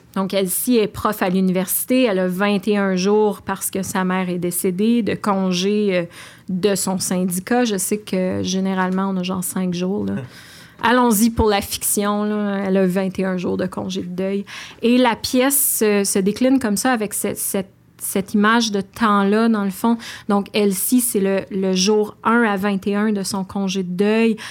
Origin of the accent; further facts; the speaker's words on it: Outaouais, Quebec, Canada; j'habite l'Outaouais, je viens de l'Outaouais